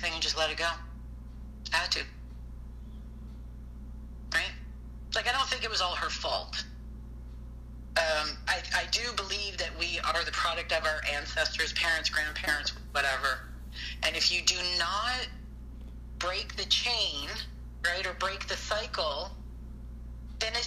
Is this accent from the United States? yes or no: no; British Columbia, Canada; moved away; also born or lived in Toronto; small town out in BC, very small town